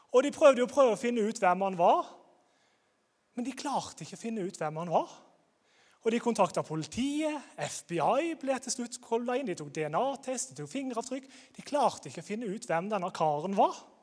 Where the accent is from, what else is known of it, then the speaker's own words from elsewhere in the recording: Grimstad, Agder, Norway; Jeg kommer fra Grimstad